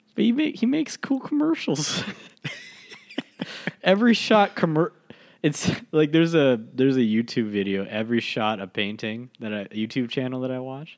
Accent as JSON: {"language": "English", "country": "United States", "said": "as an American"}